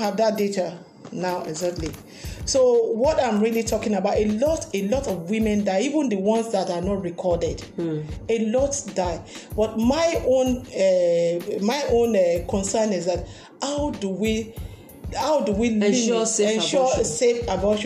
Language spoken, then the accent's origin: English; Nigeria